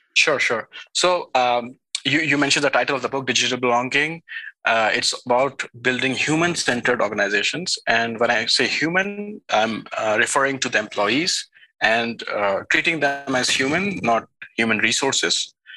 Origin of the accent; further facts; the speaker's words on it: India; moved away as an adult; also born or lived in Switzerland; now in Silicon Valley, United States; I was raised in India uh, for the first 20 years of my life.